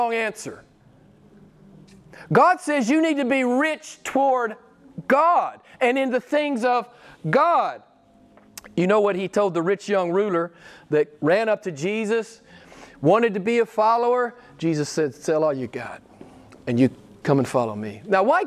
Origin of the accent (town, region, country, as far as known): Arkansas, United States; born or raised there